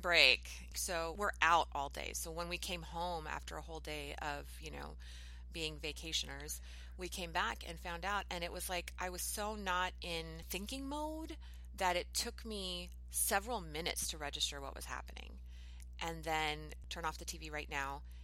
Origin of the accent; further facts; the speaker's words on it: United States; I'm an American